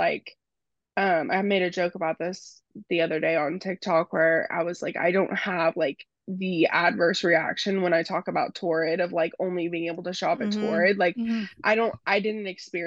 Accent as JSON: {"language": "English", "region": "Texas", "country": "United States", "said": "I'm from Texas"}